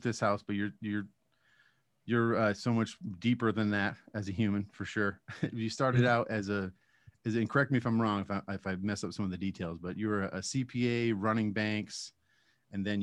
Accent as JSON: {"language": "English", "region": "Massachusetts", "country": "United States", "tie": "born or raised there", "said": "I actually grew up in Massachusetts"}